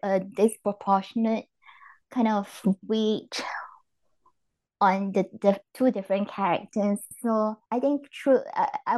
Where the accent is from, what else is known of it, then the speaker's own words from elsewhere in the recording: Singapore; moved away as an adult; also born or lived in London; now in Germany; I grew up in Singapore